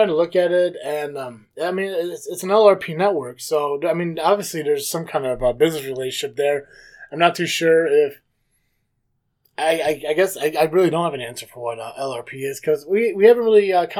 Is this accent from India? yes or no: no; Kankakee, Illinois, United States; I'm from like the Kankakee area